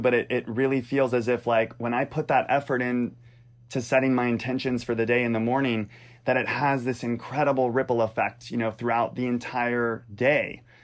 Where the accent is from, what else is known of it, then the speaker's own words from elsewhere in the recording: Louisiana, United States; I grew up in Louisiana.